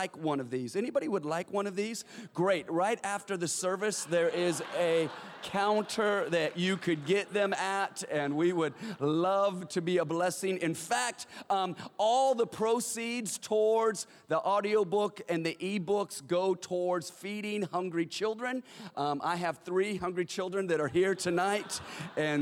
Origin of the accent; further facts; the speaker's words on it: California, United States; we live in Los Angeles and that we're from California